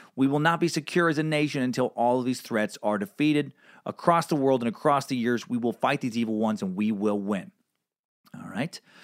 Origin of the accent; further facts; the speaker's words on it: United States; as an American